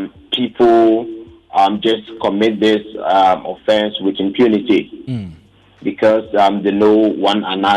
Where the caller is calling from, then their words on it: Ghana; calling from Ebuakwa.